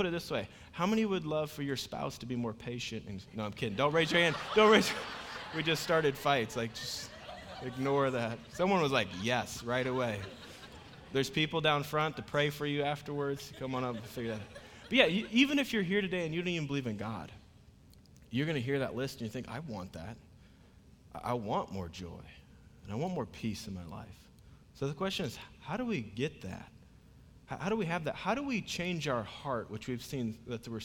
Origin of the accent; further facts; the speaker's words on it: Iowa, United States; moved away; I'm originally from Iowa